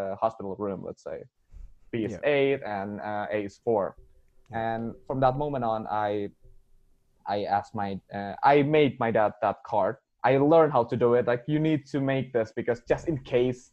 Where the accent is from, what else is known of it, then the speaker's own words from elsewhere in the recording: Indonesia; first language Indonesian; English is a second language; My mother tongue is Indonesian